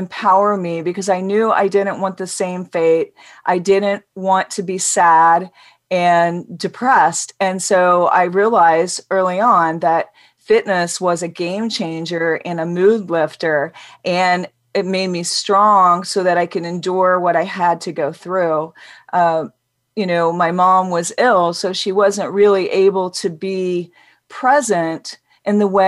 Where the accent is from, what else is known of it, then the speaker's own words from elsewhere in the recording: Midwest, United States; I grew up in the Midwest